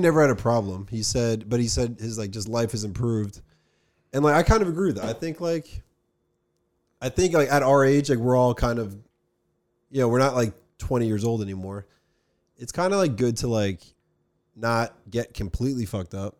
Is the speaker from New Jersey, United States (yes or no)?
yes; Summit, New Jersey, United States; we're from New Jersey